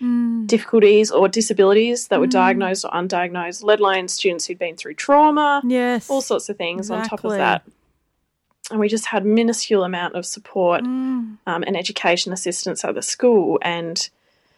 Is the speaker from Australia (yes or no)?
yes; Perth, Western Australia, Australia; I'm from Perth.